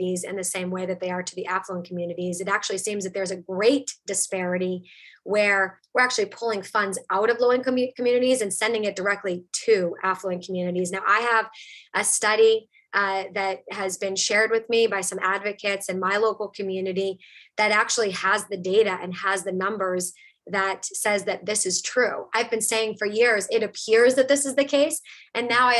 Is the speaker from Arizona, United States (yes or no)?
no; Lawrence, Massachusetts, United States; also born or lived in Methuen, Massachusetts; Growing up in Lawrence, growing up in Methuen